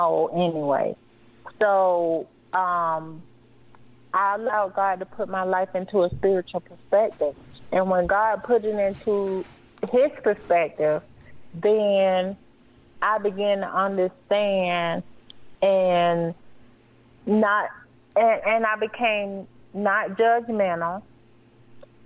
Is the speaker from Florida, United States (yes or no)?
yes; Florida, United States; moved away as an adult; also born or lived in Cleveland / Buffalo; now in Colorado, United States; we're from Florida